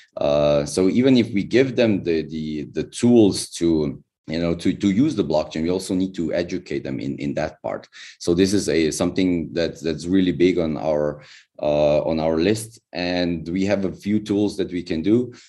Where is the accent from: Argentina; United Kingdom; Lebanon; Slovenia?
Slovenia; I'm from Slovenia